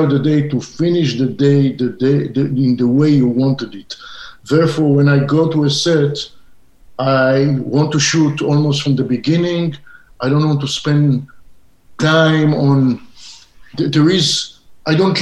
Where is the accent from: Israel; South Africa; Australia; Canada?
Israel; English is a second language; moved away as an adult; now in Southern California, United States; I went into the movie business coming from a little child growing up in Israel and seeing spaghetti westerns.